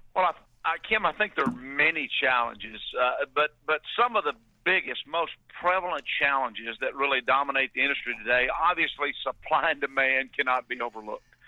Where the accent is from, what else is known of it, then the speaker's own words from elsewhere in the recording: Palestine, Texas, United States; I grew up in East Texas